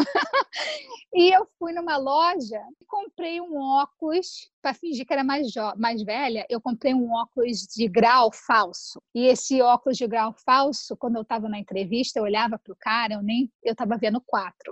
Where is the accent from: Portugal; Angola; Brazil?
Brazil; moved away; quando eu cresci no Brasil, eu cresci no Brasil, era bem uma família bem pobre